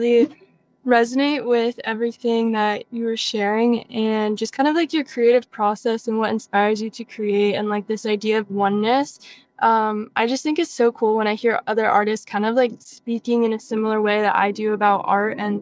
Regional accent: Massachusetts, United States; I'm from Massachusetts

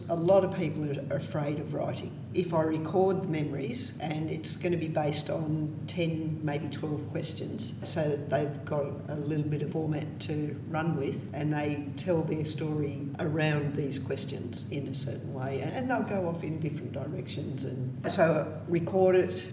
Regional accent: Australia; we're Australian

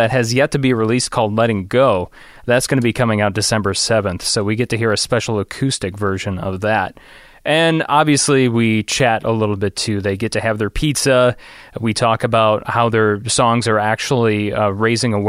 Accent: Chicago, Illinois, United States; we're from the Chicagoland area

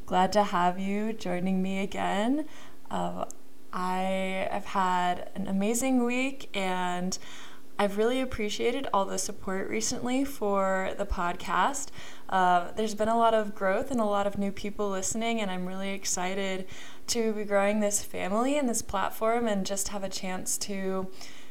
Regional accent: Kansas City, Missouri, United States; moved away; I am from Kansas City

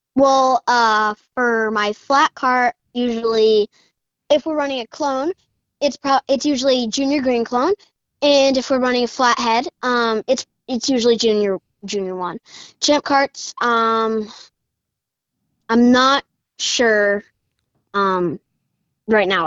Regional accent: Richmond, Massachusetts, United States; I'm nine years old. I'm from Richmond, Massachusetts

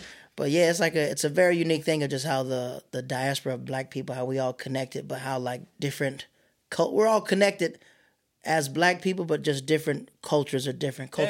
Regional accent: the South, United States; moved away as an adult; also born or lived in Florida; now in New York City, United States; I'm from the South

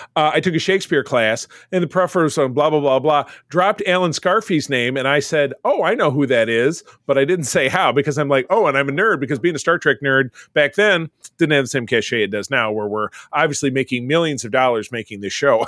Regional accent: Detroit, Michigan, United States; I'm from Detroit

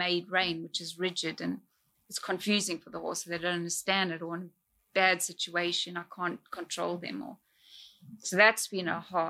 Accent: South Africa; moved away; growing up in South Africa, it's like life is harder there

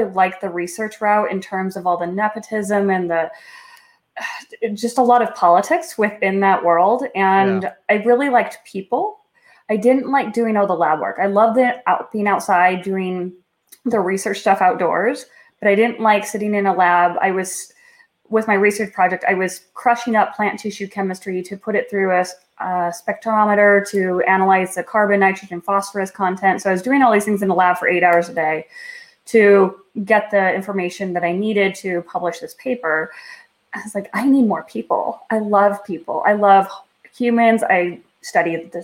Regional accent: Mesa, Arizona, United States; moved away as an adult; also born or lived in Iowa / Delaware; grew up actually in Arizona, in Mesa, Arizona, and some of the surrounding cities, bounced around the whole Phoenix area.

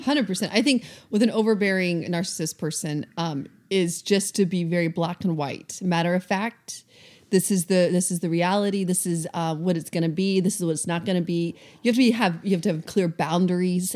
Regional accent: the South, United States; also born or lived in Atlanta, Georgia; now in Seattle, United States; we're from the South, so I was very used to people being extremely friendly

